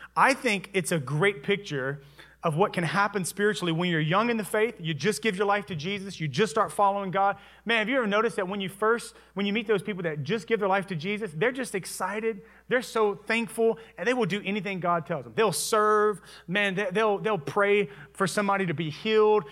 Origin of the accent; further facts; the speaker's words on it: Louisiana, United States; moved away; I'm originally from Louisiana